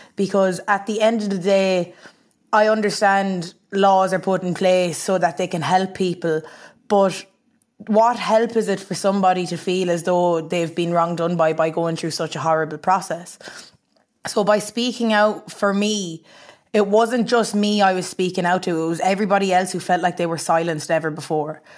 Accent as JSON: {"language": "English", "area": "Ennistymon, County Clare", "region": "Munster", "country": "Ireland", "tie": "born or raised there", "said": "we were living in Innes Diamond in County Clare, small little quaint village."}